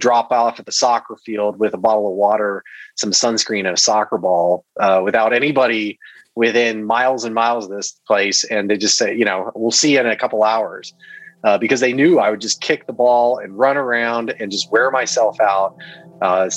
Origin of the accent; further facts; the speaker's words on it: Newburgh, Indiana, United States; also born or lived in Milwaukee, Wisconsin; I was born in Milwaukee, and we moved to Southern Indiana when I was really young. So I kind of grew up surrounded by cornfields in a small town on the banks of the Ohio River in Southwest Indiana, a town called Newburgh